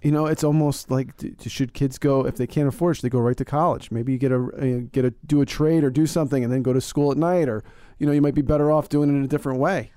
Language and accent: English; Northeast, United States; I'm from the Northeast